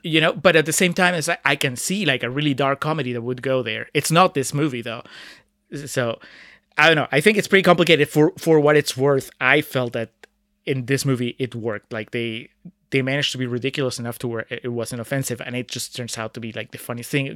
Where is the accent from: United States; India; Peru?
Peru; moved away; my home country, about Peru